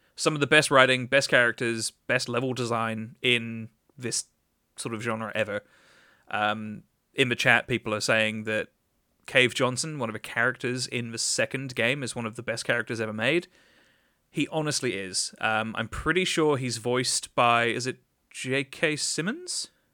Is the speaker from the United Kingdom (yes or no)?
yes; England, United Kingdom; as an Englishman